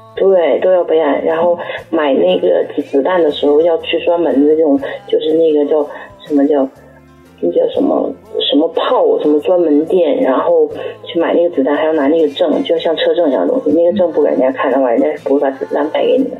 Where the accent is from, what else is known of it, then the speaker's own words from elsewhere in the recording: China; now in Japan; 我是中国人